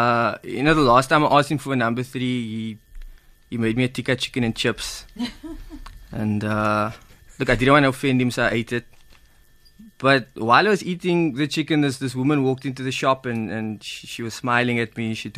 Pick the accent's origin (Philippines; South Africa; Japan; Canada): South Africa; Cape Town, Western Cape